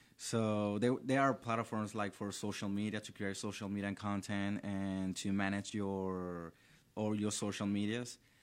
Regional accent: Valencia, Carabobo, Venezuela; English is a second language; moved away as an adult; now in Orlando, United States; I was born and raised in Valencia. It's a city located, la, eh, two hours from the capital, which is Caracas

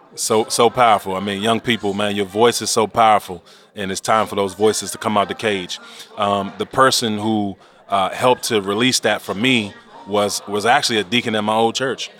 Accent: Washington, District of Columbia, United States; born and raised in Washington, D.C.

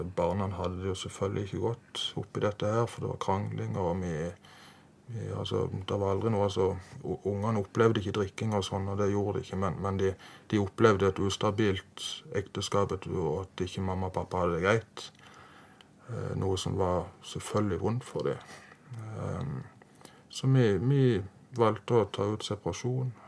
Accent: Farsund, Agder, Norway; Jeg er oppvokst i Farsund, eller Spinn, nærmere sagt

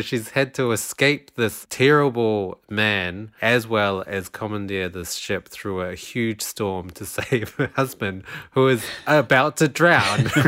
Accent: Wellington, New Zealand; moved away; also born or lived in South Island, New Zealand; I'm, I'm from Wellington, which is in the North Island, and for a while in my childhood, I lived two years in the South Island.

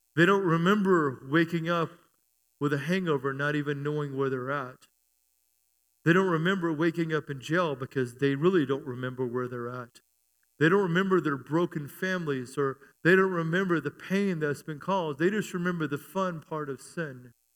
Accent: United States; also born or lived in Germany; I'm an American

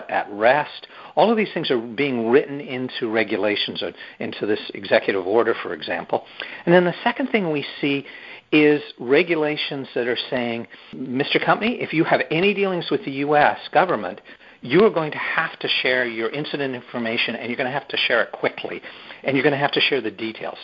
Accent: Canada; I'm a Canadian

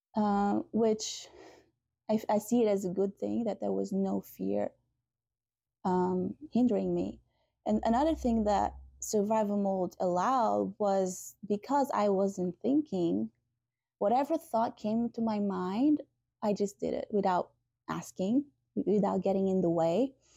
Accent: Portugal; moved away; I'm from Portugal originally

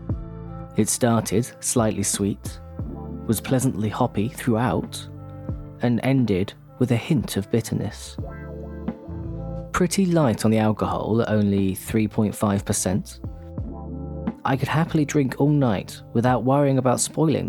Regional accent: England, United Kingdom; When I returned to jolly old England

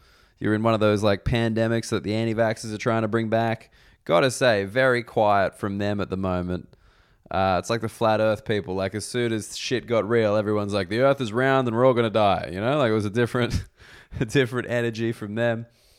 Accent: Reno, Nevada, United States; I grew up in Reno, bloody Reno, in the US

